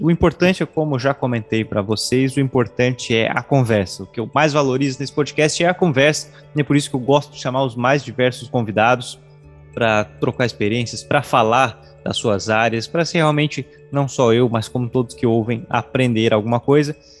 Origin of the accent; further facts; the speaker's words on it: Tubarão, Santa Catarina, Brazil; Sou de oficinas